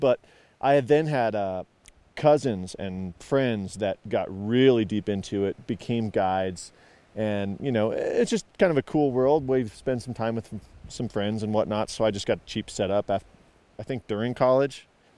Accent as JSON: {"language": "English", "town": "Casper", "region": "Wyoming", "country": "United States", "said": "Wyoming. Yep. So Casper, and we never fished the Platte very much."}